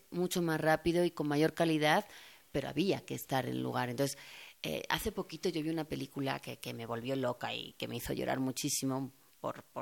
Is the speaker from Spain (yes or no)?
yes; Spain; now in Mexico; allí ya no hablo como española y aquí, pues como verán, tampoco hablo como mexicana